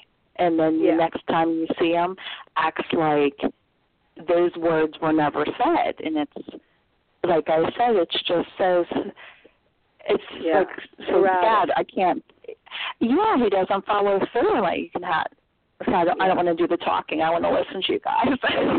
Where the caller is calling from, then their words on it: Pennsylvania, United States; I'm calling from Pennsylvania.